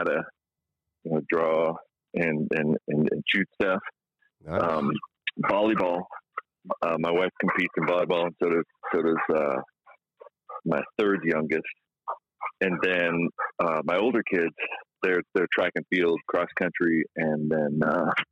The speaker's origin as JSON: {"language": "English", "country": "Israel", "tie": "born or raised there", "also_born_or_lived": "California", "moved": "yes", "said": "I grew up in Israel, so you know, we didn't have football"}